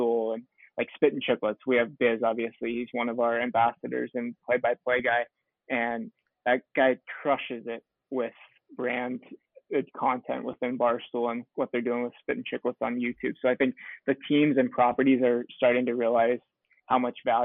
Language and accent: English; Michigan, United States; moved away as an adult; also born or lived in San Diego, United States; now in Phoenix, United States; I grew up in Michigan, went to grad school at San Diego State